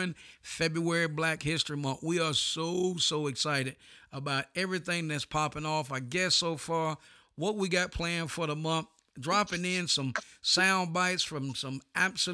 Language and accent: English; North Carolina, United States; I'm from North Carolina